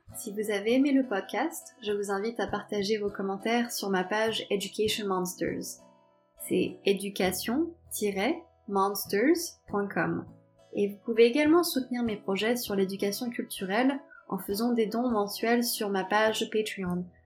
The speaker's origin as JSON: {"language": "French", "country": "France", "moved": "as an adult", "said": "on est française"}